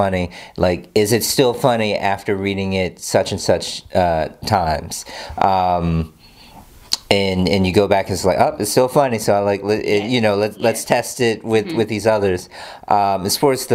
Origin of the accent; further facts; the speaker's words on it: Atlanta, Georgia, United States; I'm from Atlanta forever